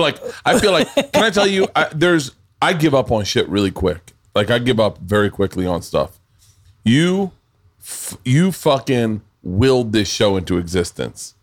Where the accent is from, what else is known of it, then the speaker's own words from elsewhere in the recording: the South, United States; growing up in the South